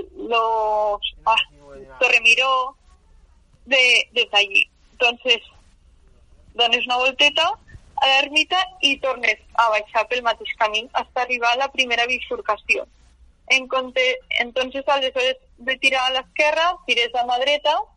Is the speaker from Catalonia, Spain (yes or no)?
no; Mont-roig, Aragon, Spain; jo he, he crescut sempre a Montroig, i soc de Montroig